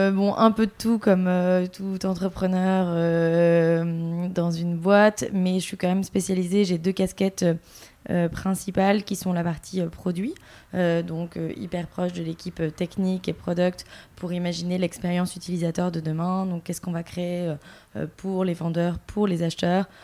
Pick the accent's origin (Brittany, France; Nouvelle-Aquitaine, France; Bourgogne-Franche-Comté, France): Nouvelle-Aquitaine, France; Bordeaux; moved away as an adult; now in Paris, France; j'ai 32 ans et je suis euh, de Bordeaux à l'origine. Je suis installée à Paris maintenant depuis une dizaine d'années.